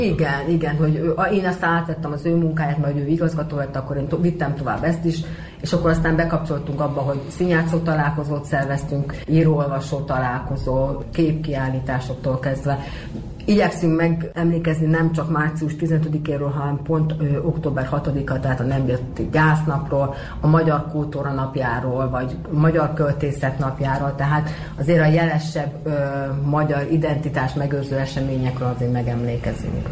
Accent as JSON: {"language": "Hungarian", "town": "Mindszent", "region": "Csongrád-Csanád", "country": "Hungary", "moved": "as an adult", "lives_now": "Bácsfeketehegy (Moravica), Serbia", "said": "én meg Vincentről származom, a mai Csongrád család vármegyében található, Tisza parti településről jöttem"}